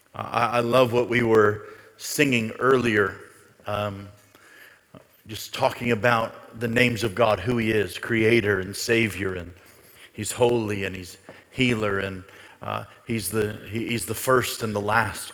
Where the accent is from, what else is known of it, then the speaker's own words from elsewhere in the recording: United States; as an American